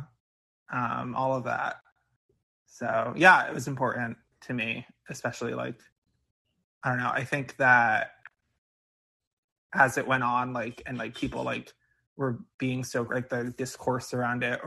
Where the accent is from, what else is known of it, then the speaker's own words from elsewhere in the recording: New Jersey, United States; moved away as an adult; now in New York City, United States; I grew up in Jersey and went to school in Jersey